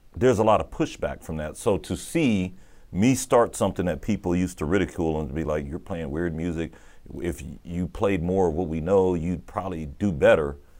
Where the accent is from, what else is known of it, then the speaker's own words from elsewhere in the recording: Austin, Texas, United States; moved away; Austin, where we grew up in North Austin